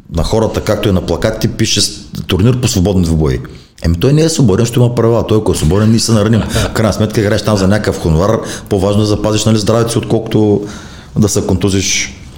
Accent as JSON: {"language": "Bulgarian", "town": "Burgas", "region": "Burgas Province", "country": "Bulgaria", "tie": "born or raised there", "said": "в родния ми град Бургас"}